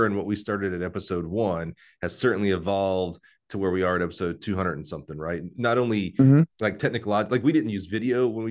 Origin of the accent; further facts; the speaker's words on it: Wiregrass, Alabama, United States; growing up in the Wiregrass